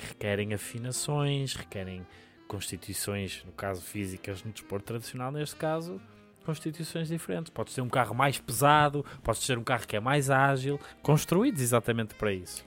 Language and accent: Portuguese; Portugal; Eu sou de Sedufeita